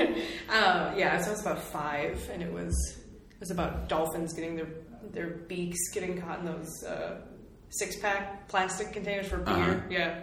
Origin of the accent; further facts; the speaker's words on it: near the Minnesota border, Wisconsin, United States; I am not technically Minnesotan born, but I was born just across the border, and my whole family is from over here, so I've sort of lived that border my entire life.